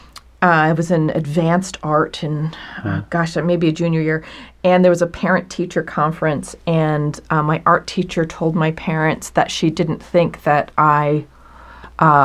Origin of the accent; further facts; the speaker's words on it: Hurley, New York, United States; Upstate New York, a tiny town called Hurley, which is a suburb of the metropolis of Kingston, New York.